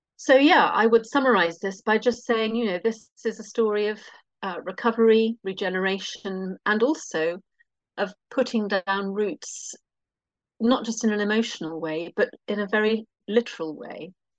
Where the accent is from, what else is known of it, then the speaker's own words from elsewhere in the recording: London, United Kingdom; moved away as an adult; now in Norfolk, United Kingdom; I'm a Londoner who has internally immigrated to uh, a county, which is what we call them here, called Norfolk